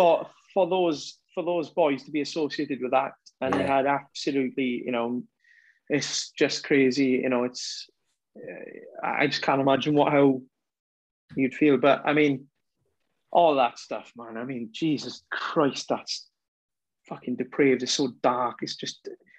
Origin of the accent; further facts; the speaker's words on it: Welsh, Wales, United Kingdom; we're Welsh